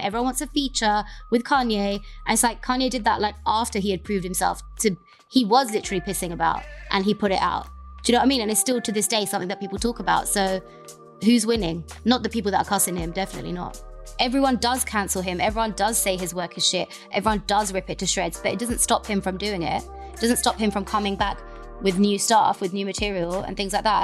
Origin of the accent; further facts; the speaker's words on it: London, United Kingdom; I am the Londoner.